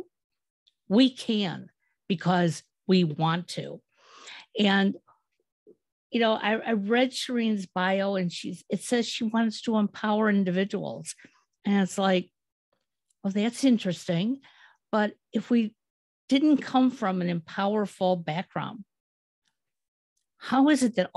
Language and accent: English; Michigan, United States; moved away as an adult; now in Ohio, United States; I grew up in Michigan